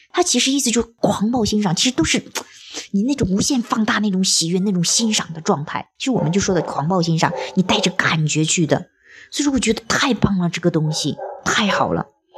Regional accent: China; 我说即便像我们这样生活在中国

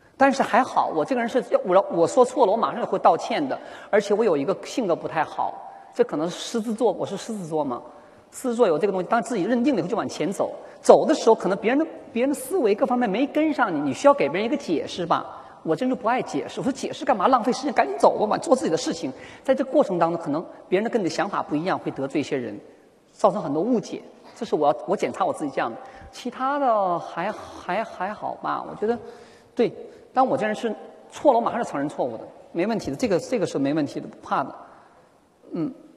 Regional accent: Northeast China, China; accent: Northeastern (Dongbei); also born or lived in Shenyang, Liaoning; now in Shanghai, China; 我是来自东北的一个女人，满口的东北大碴子味儿

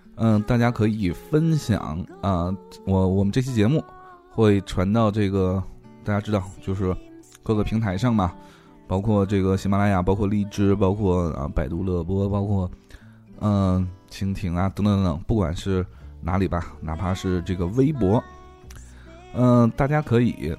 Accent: China; 我们中国人民的这个兴趣

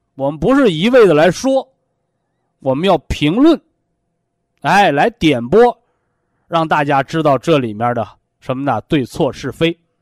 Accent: China; 我们是中国人，啊，我们是炎黄子孙

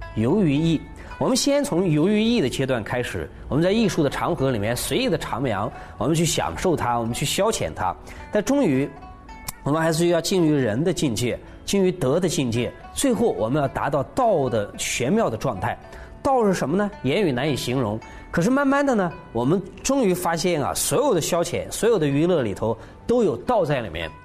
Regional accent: China; 我们中国人

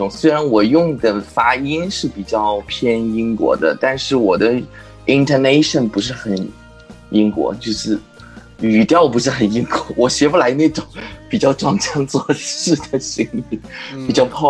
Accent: Chongqing, China; 我是重庆人啊，我资料上写了的。

